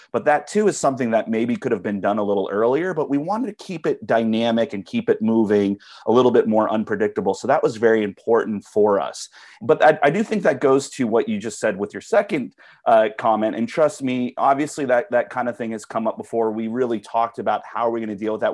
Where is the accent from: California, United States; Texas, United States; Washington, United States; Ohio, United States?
California, United States; Southern; I'm from Southern California originally, so Comic-Con was always in the air when I was growing up. I grew up in the, uh, late eighties, early nineties down there